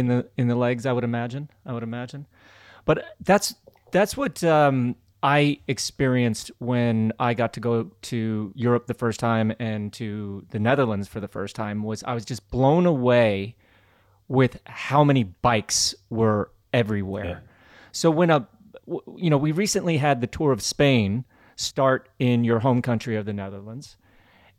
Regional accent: United States; I grew up in the USA where there was very little cycling culture.

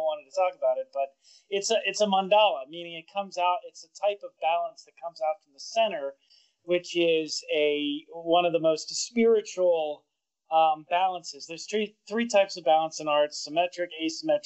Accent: Pittsburgh, Pennsylvania, United States; growing up in Pittsburgh

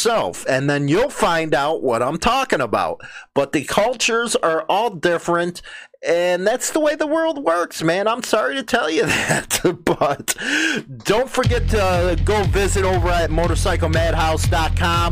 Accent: United States; as an American

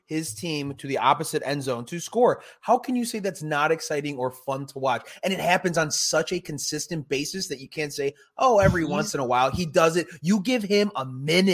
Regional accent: Chicago, Illinois, United States; we grew up in the Chicagoland area

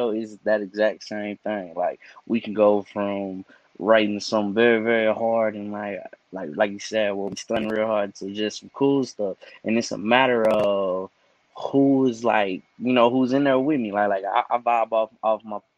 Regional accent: Cedar Hill, Texas, United States; I'm from City Hill. It's outside of Dallas, but definitely from City Hill, Texas

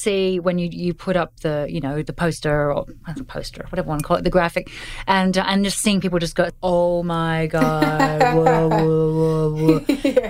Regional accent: Australia; I'm Australian

